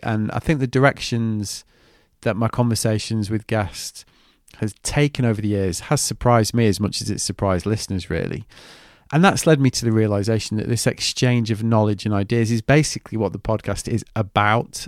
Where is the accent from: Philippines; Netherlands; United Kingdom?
United Kingdom; I'm very British.